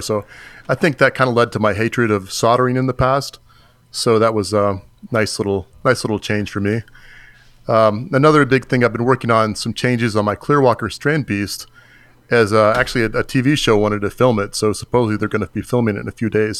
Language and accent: English; Florida, United States; I'm from Florida